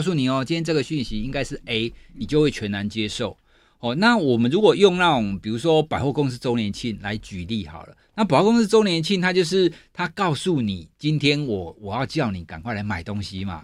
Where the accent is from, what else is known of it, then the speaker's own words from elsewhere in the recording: southern Taiwan, Taiwan; 我是学心理学的人，我是南部人